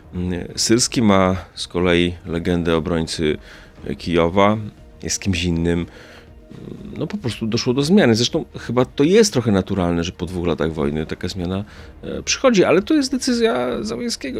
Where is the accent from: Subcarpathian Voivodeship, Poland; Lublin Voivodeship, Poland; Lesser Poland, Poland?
Subcarpathian Voivodeship, Poland; a village near Rzeszów; Pochodzę ze wsi spod Rzeszowa